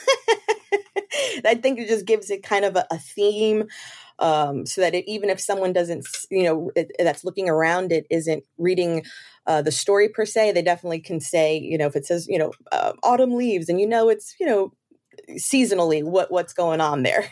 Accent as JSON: {"language": "English", "town": "New York City", "region": "New York", "country": "United States", "also_born_or_lived": "Maryland", "moved": "as an adult", "lives_now": "Florida, United States", "said": "I'm originally from New York, the Bronx, in fact"}